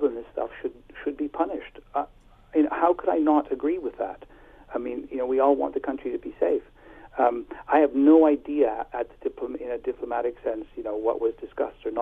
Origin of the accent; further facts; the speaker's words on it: Ontario, Canada; moved away as an adult; now in United Kingdom; I'm from a small French village in southern Ontario.